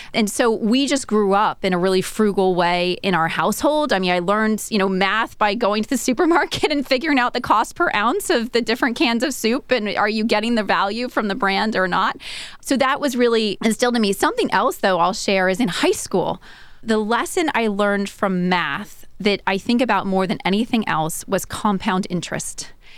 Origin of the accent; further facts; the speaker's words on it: Southern California, United States; also born or lived in Silicon Valley; I grew up in Southern California